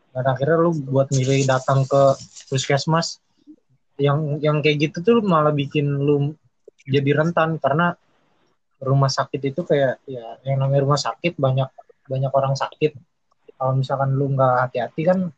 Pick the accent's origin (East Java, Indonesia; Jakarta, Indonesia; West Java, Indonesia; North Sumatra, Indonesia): Jakarta, Indonesia; gue lahir di Jakarta tanggal 17 Agustus 2000 tahun 2000